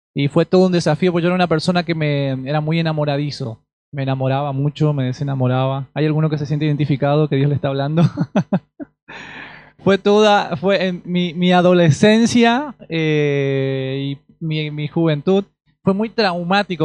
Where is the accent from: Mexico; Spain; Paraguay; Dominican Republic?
Paraguay; also born or lived in Asunción, Paraguay; now in Argentina; hace 12 años que estoy en, Argentina, soy paraguayo